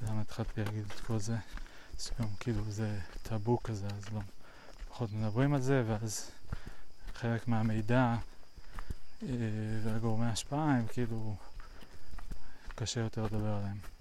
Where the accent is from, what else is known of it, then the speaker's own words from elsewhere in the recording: United States; now in Israel; פעם אני הייתי אמריקאי שגר בארצות הברית